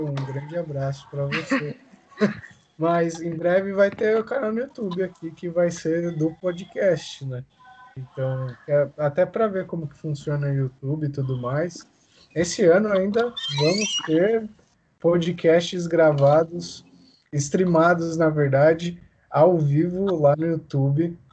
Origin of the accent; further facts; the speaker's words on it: Brazil; eu nasci no Brasil